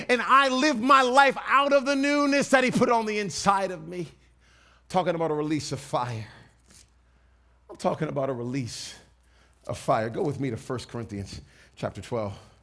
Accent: East Coast, Northeast, United States; I grew up on the East Coast

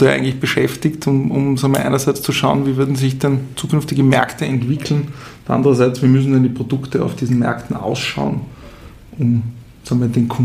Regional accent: Tyrol, Austria; accent: Tyrolean; ich komme ursprünglich, wie man vielleicht an meinem Dialekt hört, äh, aus Tirol.

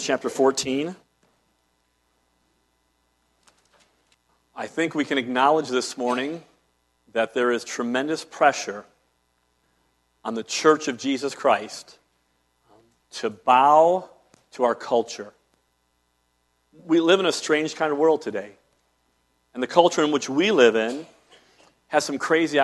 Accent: Cleveland, Ohio, United States; When I was a small child, growing up in Cleveland, downtown area

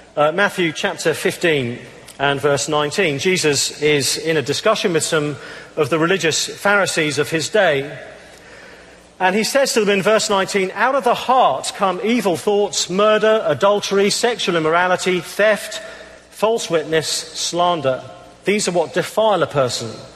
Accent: England, United Kingdom; I'm, I'm English

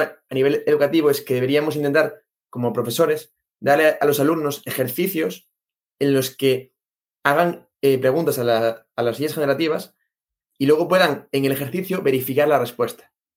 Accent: Galicia, Spain; moved away; aquí en Galicia, bueno, aquí no, yo vengo de Galicia

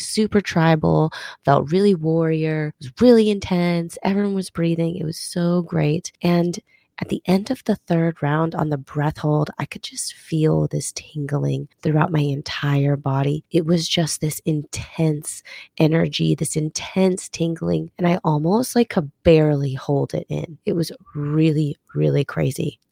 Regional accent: Minnesota, United States; now in Texas, United States; I'm originally, well, not originally, guess I moved there when I was eight, but I'm from Minnesota

